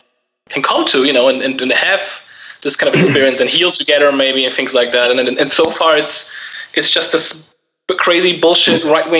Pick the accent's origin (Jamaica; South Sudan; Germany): Germany; I'm from Germany, by the way.